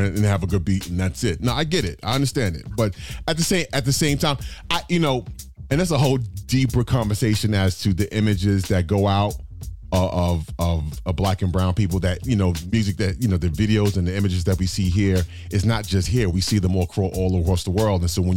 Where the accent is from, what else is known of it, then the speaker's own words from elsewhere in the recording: New York City, New York, United States; moved away as an adult; also born or lived in Florida / Atlanta; Born and raised in Brooklyn, and I came up in that 80s and 90s era of hip hop